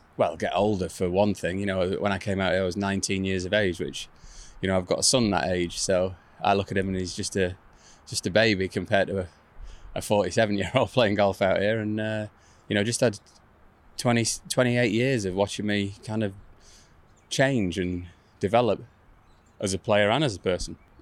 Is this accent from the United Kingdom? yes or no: yes; England, United Kingdom; I'm from England. I like being in England, so I didn't move over there